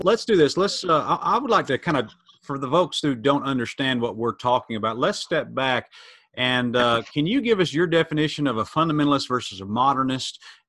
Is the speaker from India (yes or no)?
no; Atlanta, Georgia, United States; I was born in South Georgia, raised in Atlanta.